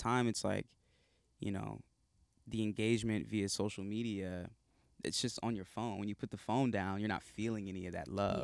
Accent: South Carolina, United States; now in Los Angeles, United States; I'm from South Carolina originally. I live in L A now

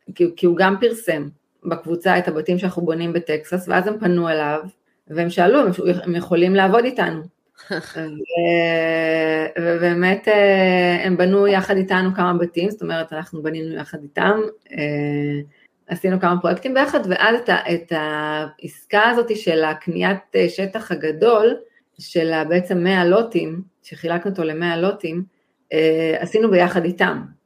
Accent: Israel; אני מישראל

